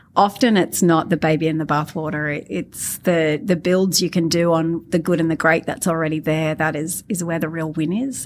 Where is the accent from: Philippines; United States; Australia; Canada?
Australia; I'm Australian bogan.